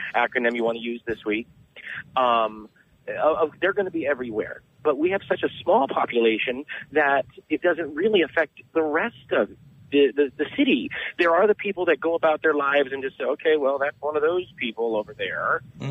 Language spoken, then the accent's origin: English; Southern California, United States; also born or lived in San Diego; I'm from Southern California, but right now I reside in San Diego